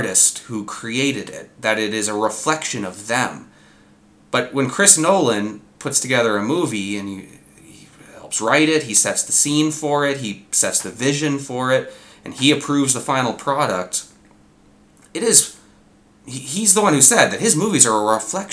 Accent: Southern Ontario, Canada; us born and raised in Southern Ontario

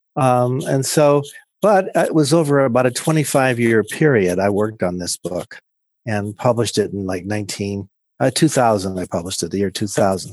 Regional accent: a small town in Pennsylvania, United States; I grew up in Penns, a small town in Pennsylvania

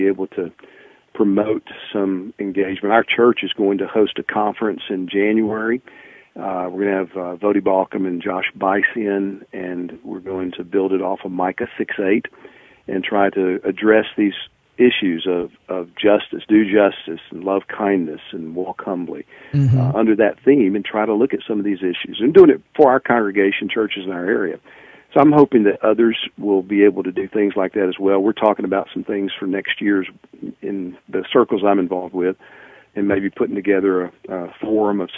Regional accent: Texas, United States; somebody, you know, from Texas and in the South my whole life

